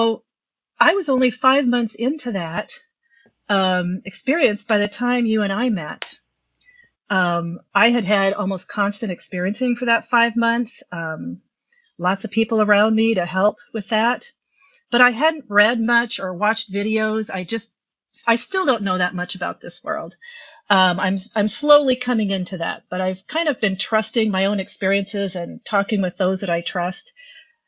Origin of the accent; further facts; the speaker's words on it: Midwest, United States; also born or lived in Minnesota; I'm a psychotherapist in Minnesota. I'm just a Midwesterner